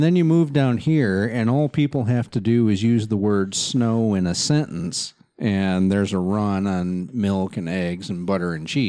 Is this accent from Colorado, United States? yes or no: no; Kalamazoo, Michigan, United States; moved away; we're from Kalamazoo, Michigan.